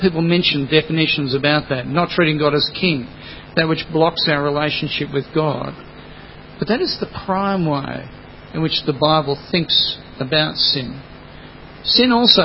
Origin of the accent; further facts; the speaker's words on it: Australia; first language English; I'm just Australian.